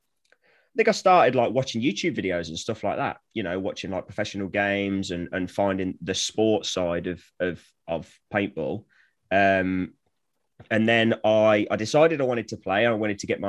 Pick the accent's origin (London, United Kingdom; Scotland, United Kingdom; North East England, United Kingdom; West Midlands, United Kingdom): West Midlands, United Kingdom; Coventry; now in Flitwick, United Kingdom; where I'm from originally, I'm from the Midlands. I was born in Coventry, but I live in a small village called Flitwick in Bedfordshire now